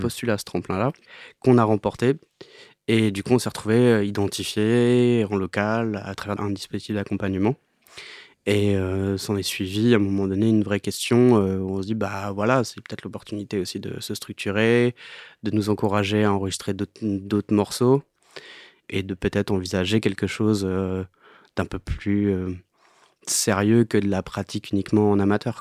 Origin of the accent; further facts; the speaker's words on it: Normandy, France; also born or lived in Alençon; dans mon bled euh, en Normandie